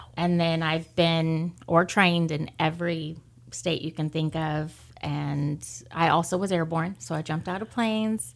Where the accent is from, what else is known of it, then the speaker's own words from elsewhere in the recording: Lamont, California, United States; moved away as an adult; also born or lived in Bakersfield, California; I grew up in Lamont